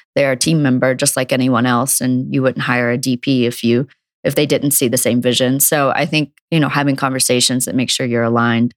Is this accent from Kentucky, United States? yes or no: no; Logan, West Virginia, United States; growing up in Logan, West Virginia.